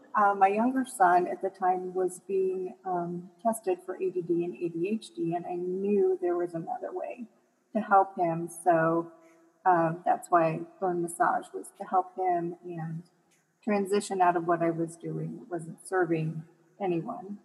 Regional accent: Michigan, United States; now in Colorado, United States; I live in Colorado, so our hills are a little bit bigger than um, when I grew up in Michigan.

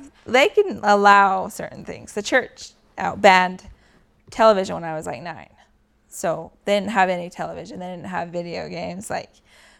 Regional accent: Sandy, Utah, United States; born there; I was born in Sandy, Utah.

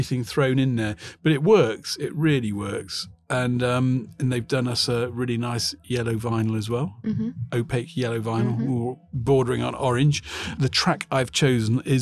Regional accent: England, United Kingdom; We are English

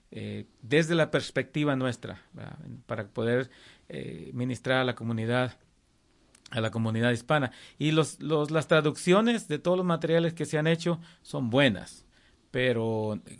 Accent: Coahuila, Mexico; now in Texarkana, United States; De México, de Coahuila.

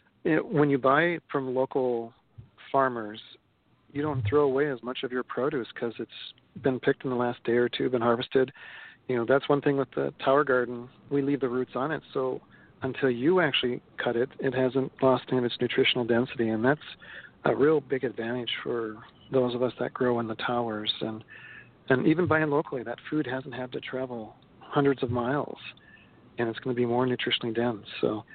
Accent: Minnesota, United States; So, I mean, I was from Minnesota, and we ate meat and potatoes, and we thought corn was our vegetable.

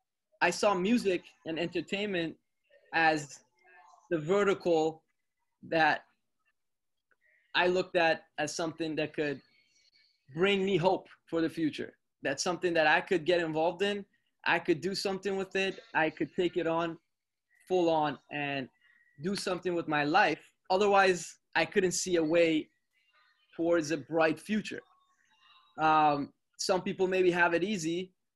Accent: North York, Ontario, Canada; I grew up in Canada, in North York, and at a time where there wasn't a lot of resources available to me per se.

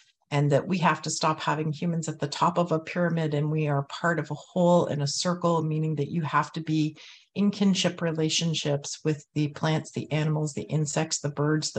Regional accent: Toronto, Ontario, Canada; I was born and raised here in Tacaronto, in the Treaty 13 territory

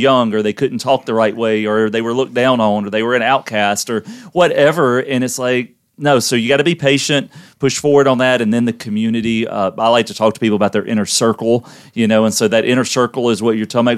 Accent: Louisiana, United States; we're from Louisiana

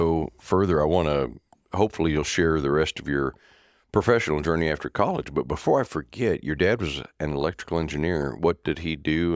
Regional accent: Topeka, Kansas, United States; I grew up just outside Topeka

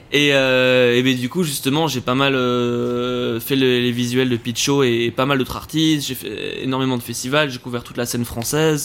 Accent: Forest, Brussels-Capital Region, Belgium; moved away as an adult; also born or lived in Canada; j'ai grandi à Forêt, donc bruxellois

